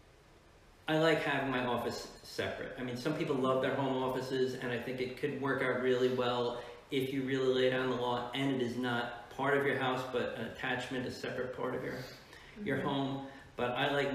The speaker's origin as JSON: {"language": "English", "region": "New Jersey", "country": "United States", "tie": "born or raised there", "also_born_or_lived": "Georgia", "moved": "as an adult", "said": "I was looking at places to practice in Jersey and I wasn't sure if I wanted to practice in my hometown"}